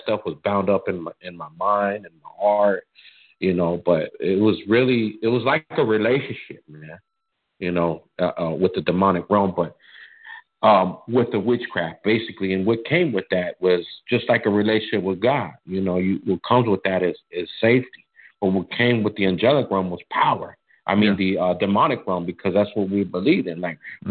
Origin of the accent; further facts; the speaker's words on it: Arizona, United States; I was born and raised in Arizona